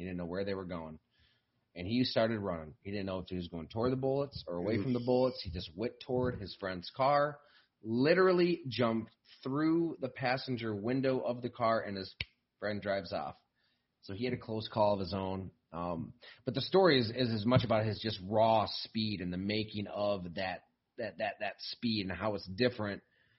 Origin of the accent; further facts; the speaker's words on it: Buffalo, New York, United States; I'm from Buffalo.